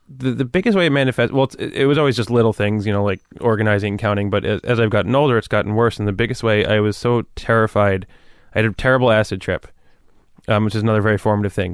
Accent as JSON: {"language": "English", "town": "Woodcliff Lake", "region": "New Jersey", "country": "United States", "tie": "born or raised there", "also_born_or_lived": "New Milford, New Jersey", "moved": "as an adult", "lives_now": "New York City, United States"}